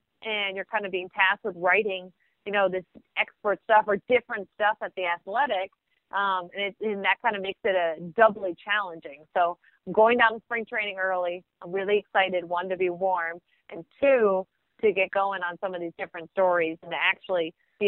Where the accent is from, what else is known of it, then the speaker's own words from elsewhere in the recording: Connecticut, United States; I'm from Connecticut